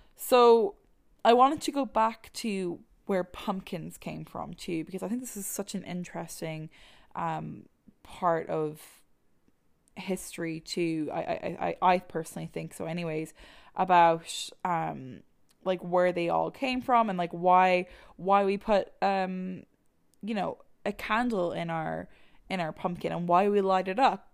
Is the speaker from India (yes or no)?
no; Ireland; moved away; I'm from Ireland